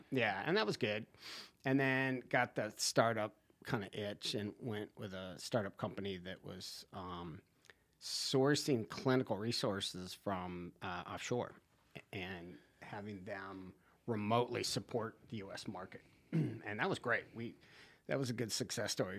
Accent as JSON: {"language": "English", "town": "Santa Barbara", "region": "California", "country": "United States", "tie": "born or raised there", "moved": "as an adult", "lives_now": "Wrightsville Beach, United States", "said": "I am originally from California. Santa Barbara. I grew up on the beach, Rincon Point"}